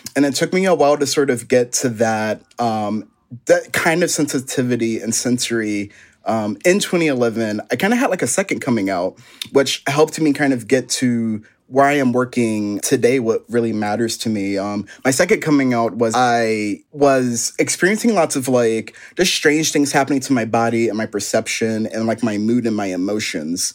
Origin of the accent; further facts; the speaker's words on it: Philadelphia, Pennsylvania, United States; stay in Philly. Like, all my family's here, my inspiration. So much of my inspiration comes from my hometown